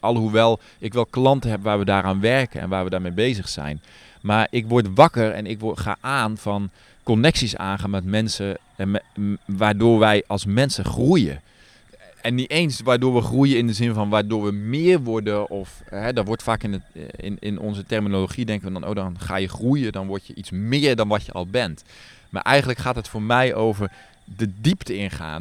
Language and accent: Dutch; Netherlands; moved away as an adult; now in Nepal; En ik heb dat zelf als kind ook in Nederland gedaan, gewoon vliegeren. Met mijn opa